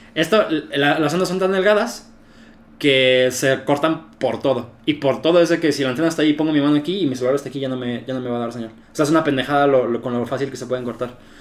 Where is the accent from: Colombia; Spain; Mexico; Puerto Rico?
Mexico; aquí en México